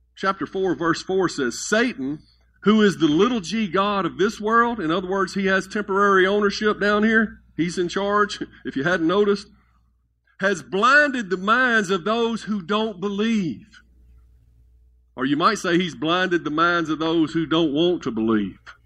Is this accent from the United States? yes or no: yes; Mississippi, United States; I'm, I'm from Mississippi